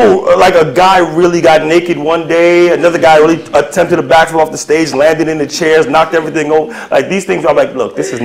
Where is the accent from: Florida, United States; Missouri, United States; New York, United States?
New York, United States; New York City; born or raised there